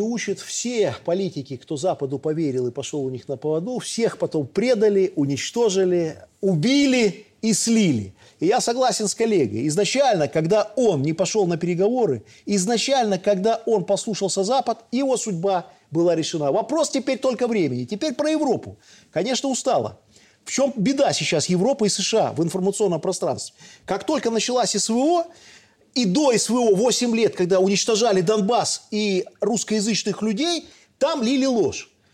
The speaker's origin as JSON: {"language": "Russian", "country": "Belarus", "said": "Я белорус"}